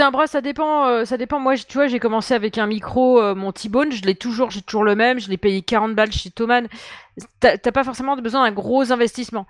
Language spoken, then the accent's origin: French; Dijon, Bourgogne-Franche-Comté, France; now in Paris, France; moi je suis né en Bourgogne. Je suis né à Dijon, moi.